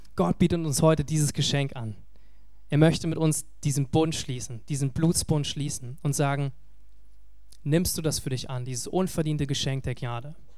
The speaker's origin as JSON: {"language": "German", "region": "Berlin", "country": "Germany", "said": "als Berliner"}